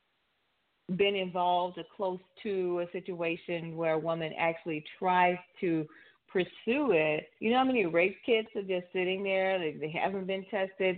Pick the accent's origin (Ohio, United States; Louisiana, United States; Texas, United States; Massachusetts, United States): Louisiana, United States; New Orleans; my hometown, New Orleans